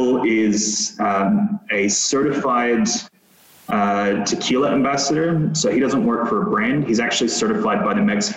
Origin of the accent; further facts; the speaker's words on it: Metro Manila, Philippines; also born or lived in Adelaide, Australia; now in United States; I'd never felt at home, because I grew up in the Philippines